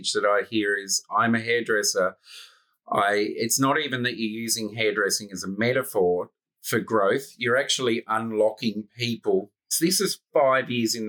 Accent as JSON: {"language": "English", "country": "Australia", "accent": "Australian", "said": "It's my Australian accent"}